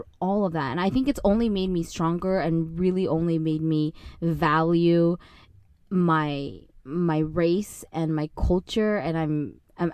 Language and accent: English; Arcadia, California, United States; I grew up in Arcadia, which if most of you don't know, we call it Arcasia because it's literally all Asian people.